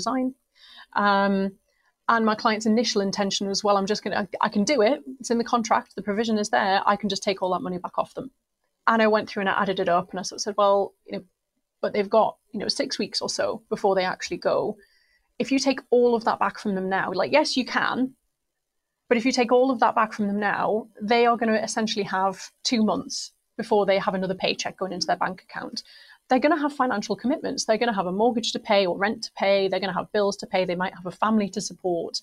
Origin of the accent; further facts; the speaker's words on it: Newcastle upon Tyne, North East England, United Kingdom; I love my hometown. I'm really proud of where I'm from.